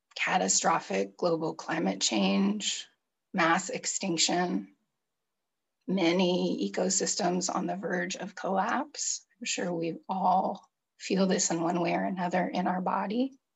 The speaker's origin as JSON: {"language": "English", "region": "California", "country": "United States", "tie": "born or raised there", "said": "I grew up in California, in the United States in the 70s and 80s and 90s"}